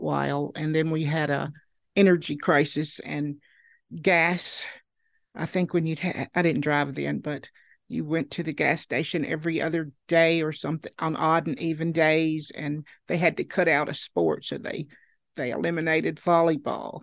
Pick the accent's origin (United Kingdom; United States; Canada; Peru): United States; Marion, Virginia; I was born in Marion, Virginia, and, uh, went to school there